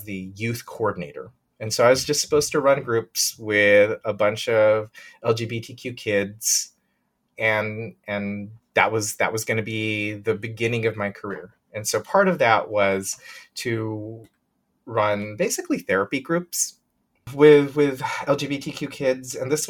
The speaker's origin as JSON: {"language": "English", "area": "Bay Area", "region": "California", "country": "United States", "tie": "born or raised there", "moved": "as an adult", "said": "I grew up in the Bay Area"}